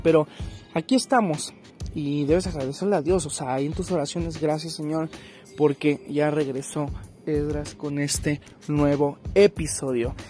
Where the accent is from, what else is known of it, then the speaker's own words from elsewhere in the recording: Mexico; yo soy mexicano